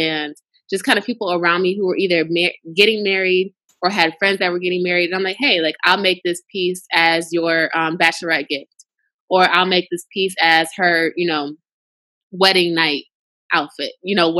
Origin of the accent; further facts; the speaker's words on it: Lansing, Michigan, United States; moved away as an adult; also born or lived in Chicago; I'm originally from Michigan, but I'm from Lansing, the capital city